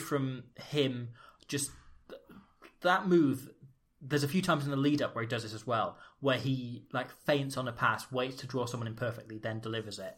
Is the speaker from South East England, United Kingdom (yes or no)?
no; Wales, United Kingdom; our family all date back through the same one village in Wales